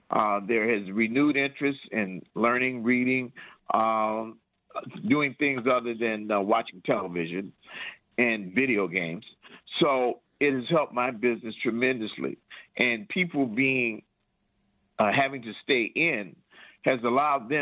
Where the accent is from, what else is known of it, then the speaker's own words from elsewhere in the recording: Detroit, Michigan, United States; also born or lived in Lansing; now in Detroit, United States; I'm from Detroit